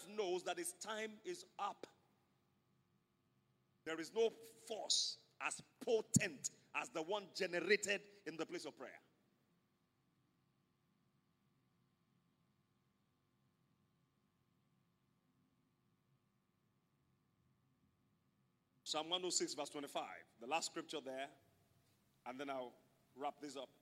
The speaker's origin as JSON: {"language": "English", "country": "Nigeria", "said": "I'm a Nigerian."}